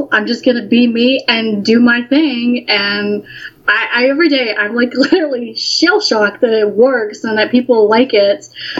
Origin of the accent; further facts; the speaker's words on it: Alabama, United States; I am. No, I'm from Alabama.